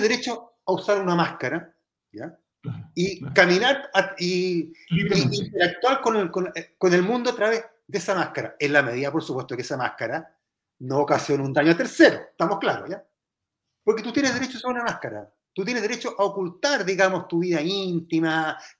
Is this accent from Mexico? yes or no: no; Chile